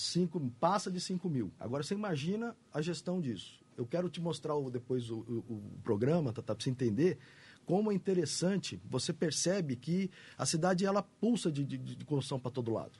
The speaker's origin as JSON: {"language": "Portuguese", "town": "Campo Grande", "region": "Mato Grosso do Sul", "country": "Brazil", "tie": "born or raised there", "said": "Eu sou, nasci aqui, né, Nasci na Cano Mariano, sou Campo Grandense, minha família é toda daqui"}